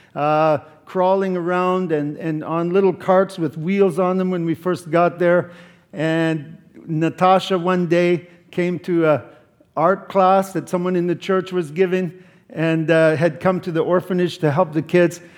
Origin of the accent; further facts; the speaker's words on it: Canada; I'm from Canada